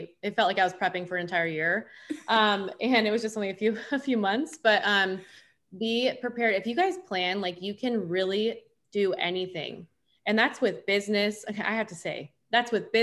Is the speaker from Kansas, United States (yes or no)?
no; Orange County, California, United States; we grew up in Orange County. We had, there is a certain stereotype here